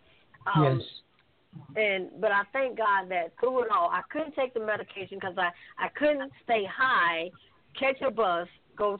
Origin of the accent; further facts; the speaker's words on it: Sylacauga, Alabama, United States; also born or lived in Birmingham, Alabama; I'm a country girl. I'm from Sylacauga.